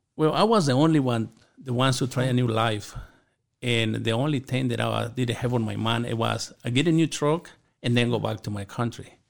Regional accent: Chihuahua, Mexico; moved away; I grew up in Chihuahua, Mexico, in a small community

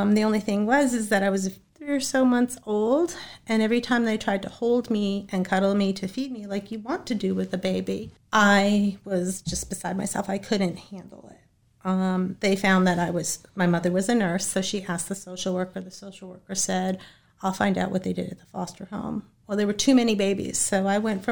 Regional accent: Boston, Massachusetts, United States; I was born in Boston, Massachusetts

